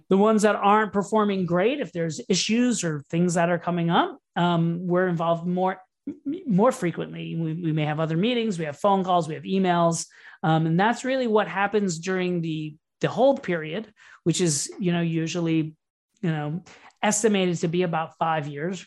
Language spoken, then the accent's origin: English; Orlando, Florida, United States; also born or lived in New York / Brooklyn; now in Miami, United States; I grew up in Orlando, Florida